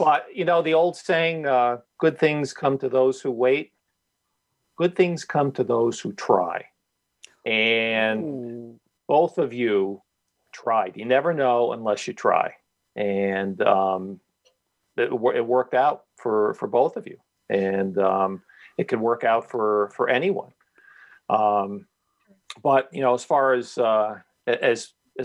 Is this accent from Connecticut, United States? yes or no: yes; Stamford, Connecticut, United States; my hometown paper, the Stanford Advocate